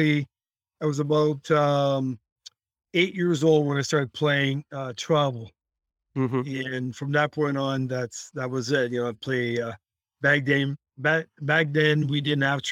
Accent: outside of Montreal, Quebec, Canada; we grew up in the outside of Montreal

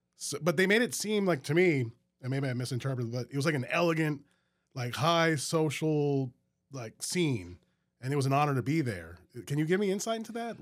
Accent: Metairie, Louisiana, United States; also born or lived in New Orleans; now in Baton Rouge, United States; I grew up in Metairie

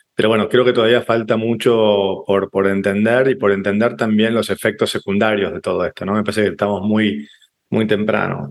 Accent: Argentina; moved away as an adult; now in Paraguay; en lugar de regresarme a Argentina, mi país natal, me quedo junto con mi familia en Paraguay

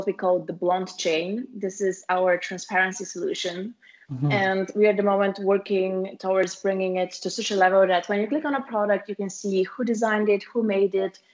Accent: Bulgaria; our hometown, so both me and my sister, the founders of the company, we are from Bulgaria

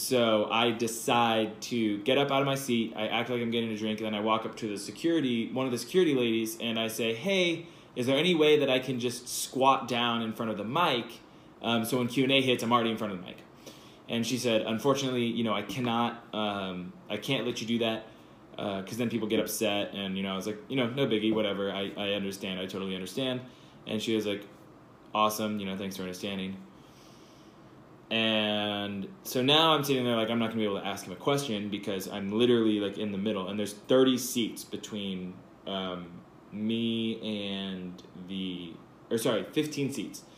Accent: California, United States; I'm from California

